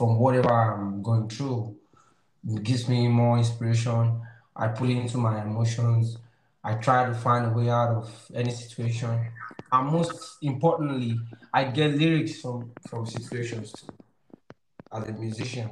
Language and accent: English; Nigeria; I'm from Africa, from Nigeria